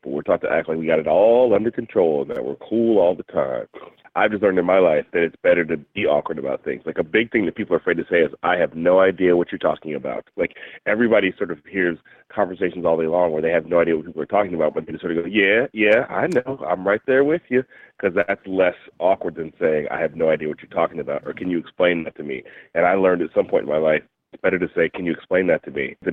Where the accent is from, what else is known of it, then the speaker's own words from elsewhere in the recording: Berkeley, California, United States; it's being centered in my hometown where I live in Berkeley, California